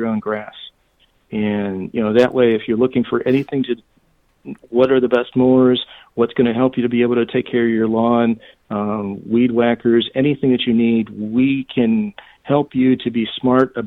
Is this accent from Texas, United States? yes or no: no; St. Louis, Missouri, United States; now in Dallas, United States; Growing up in St. Louis, we had streetcars